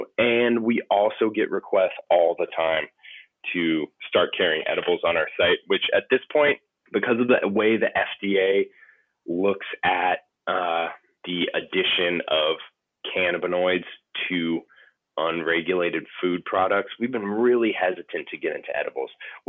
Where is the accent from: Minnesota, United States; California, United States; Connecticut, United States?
California, United States; You know, I come from California. I come from the California cannabis industry